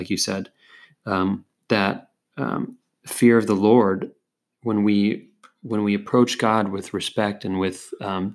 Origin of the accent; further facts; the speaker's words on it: California, United States; moved away; I'm from California, and so when I look out, I'm used to seeing mountains